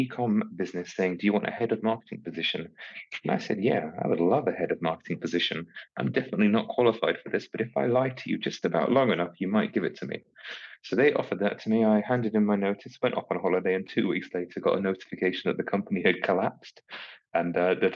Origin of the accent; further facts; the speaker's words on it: United Kingdom; being British